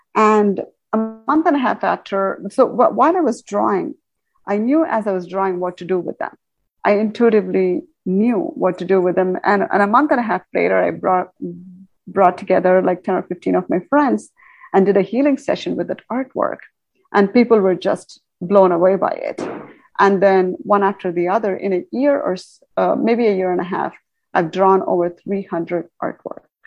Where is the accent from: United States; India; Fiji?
India; moved away; I come from India, where we do a lot of cosmic work through Vedic astrology and all that, I think uh, in India, we're very much connected